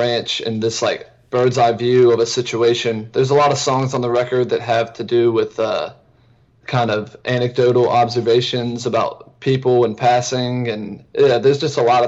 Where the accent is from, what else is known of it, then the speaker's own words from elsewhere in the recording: Georgetown, South Carolina, United States; I grew up in Georgetown, South Carolina, which is a town right on the bay too